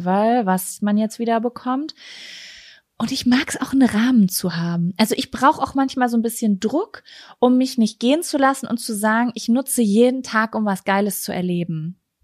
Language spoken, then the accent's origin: German; Germany; als Deutsche